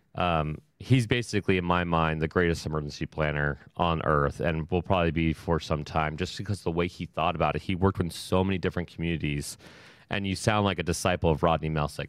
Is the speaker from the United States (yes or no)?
yes; Ohio, United States; I'm from Ohio.